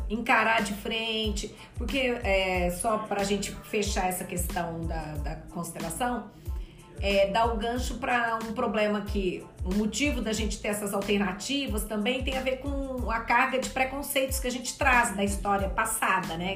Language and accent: Portuguese; Minas Gerais, Brazil; como bom mineira